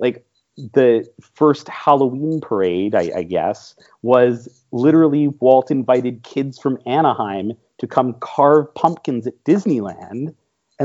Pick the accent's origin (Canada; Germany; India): Canada; I am Canadian